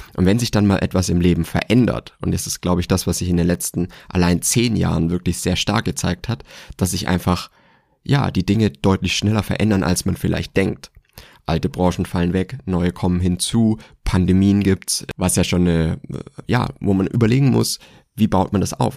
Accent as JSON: {"language": "German", "region": "Swabia", "country": "Germany", "tie": "born or raised there", "said": "ich bin gebürtiger Schwabe"}